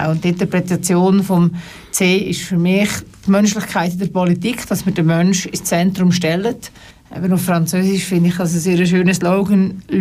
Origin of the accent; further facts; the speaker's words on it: Aargau, Switzerland; Ich komme aus dem sogenannten Leuthard Land weil meine Heimat ist die, die auch Doris Leuthardt hat aus dem Freiamt.